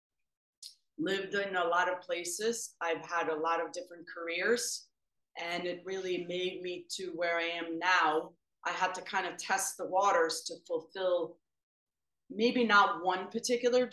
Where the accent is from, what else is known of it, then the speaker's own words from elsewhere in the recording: Sweden; moved away as an adult; also born or lived in Africa; now in Connecticut, United States; I grew up in Sweden and born and raised